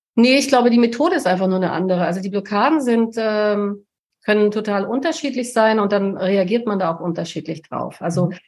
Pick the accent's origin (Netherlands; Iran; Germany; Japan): Germany; Allgäu, Bavaria; moved away; ins Dorf komme, da ins Allgäu, wo ich herkomme, wo meine Eltern leben